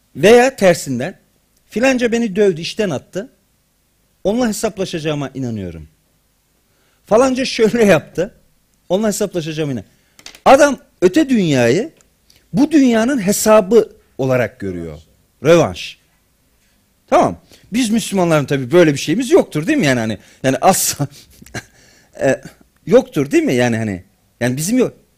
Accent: Black Sea Region, Turkey

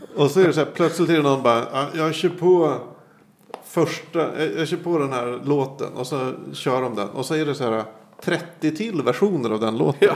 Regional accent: Sweden; jag växte upp på Söderhöjden, ett jävla gettoområde.

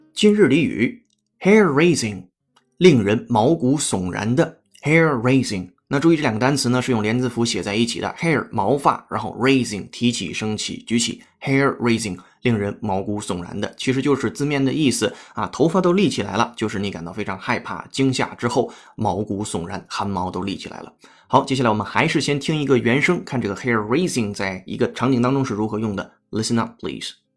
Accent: China; accent: Chinese accent in English; first language Chinese; 我是中国人，母语是汉语，英语是非母语，所以我说英语一定会或多或少带有中国人说英语的口音

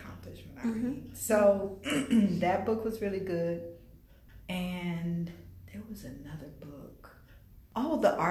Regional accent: West Palm Beach, Florida, United States; I was born here in West Palm Beach. I was actually born not even like 2 miles from the library at a Good Sam Hospital.

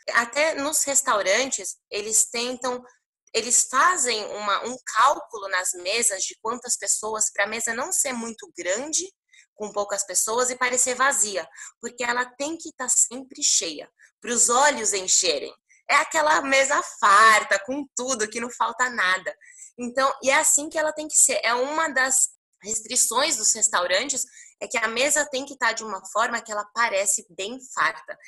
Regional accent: Brazil; moved away as an adult; now in Lebanon; Eu nasci aqui no Líbano, e fui para o Brasil quando eu tinha apenas um ano

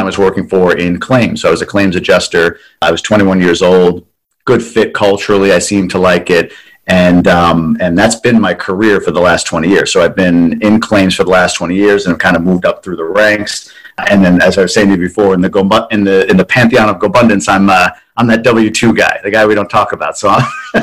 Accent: Long Island, New York, United States; now in Ann Arbor, United States; So I was born and raised on Long Island.

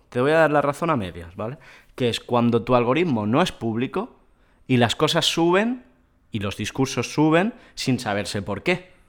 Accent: Vallès, Catalonia, Spain; Somos dos garrulos del Vallés

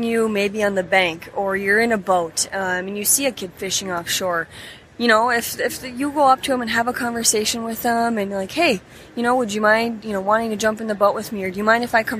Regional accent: Upper Peninsula of Michigan, United States; moved away; so I grew up in the Upper Peninsula of Michigan

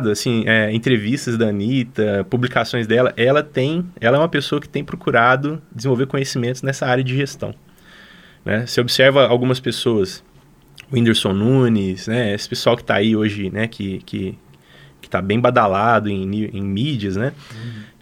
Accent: Belo Horizonte, Minas Gerais, Brazil; now in Lavras, Brazil; viemos parar em Lavras, a gente veio de Belo Horizonte para Lavras

